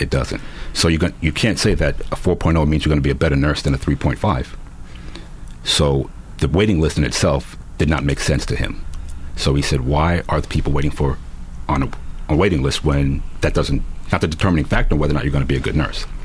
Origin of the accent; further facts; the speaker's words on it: New York City, New York, United States; I continued to do things that kids growing up in New York City